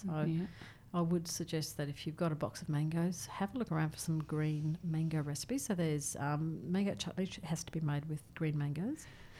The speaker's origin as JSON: {"language": "English", "town": "Ingham", "region": "Queensland", "country": "Australia", "tie": "born or raised there", "moved": "yes", "said": "I grew up in Ingham, so it's near Ingham."}